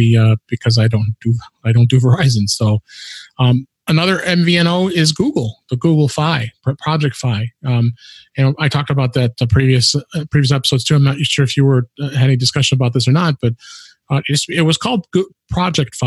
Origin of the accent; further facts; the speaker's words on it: Chicago, Illinois, United States; based in my hometown, Chicago